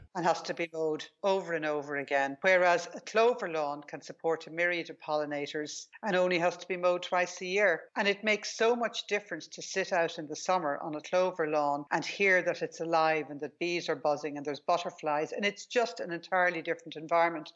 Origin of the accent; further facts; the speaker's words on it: Ireland; I grew up in Ireland